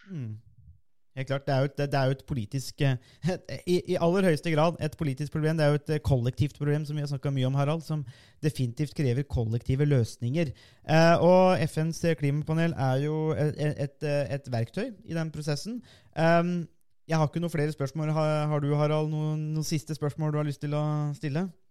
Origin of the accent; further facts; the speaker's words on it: Norway; vi kommer jo begge fra Norges varmeste sted